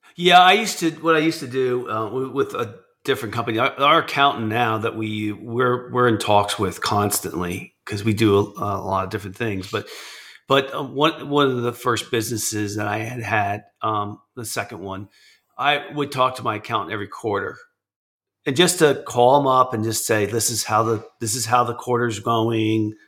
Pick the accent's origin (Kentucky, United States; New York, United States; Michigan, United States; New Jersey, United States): New Jersey, United States; I'm from New Jersey. I'm in New Jersey.